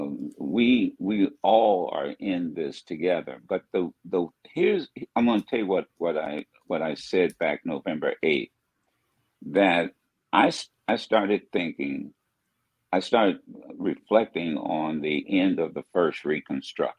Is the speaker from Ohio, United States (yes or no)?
yes; Dayton, Ohio, United States; my hometown of Dayton, where I grew up